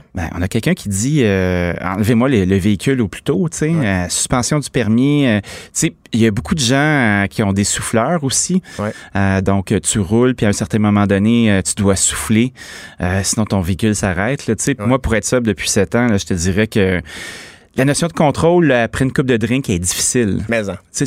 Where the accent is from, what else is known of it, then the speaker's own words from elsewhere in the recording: Laval, Quebec, Canada; je suis originaire de Laval